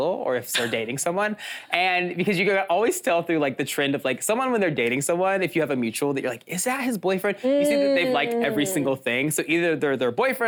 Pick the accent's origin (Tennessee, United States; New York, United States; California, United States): Tennessee, United States; Nashville; moved away as an adult; also born or lived in Chicago; We are both from Nashville. And we both moved to Chicago for school